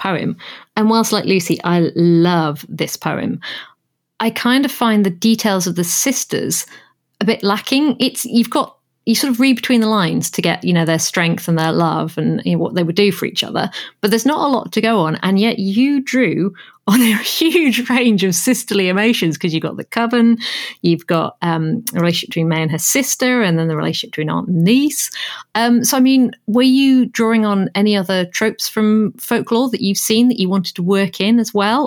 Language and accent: English; Yorkshire and the Humber, United Kingdom; As a Yorkshire lass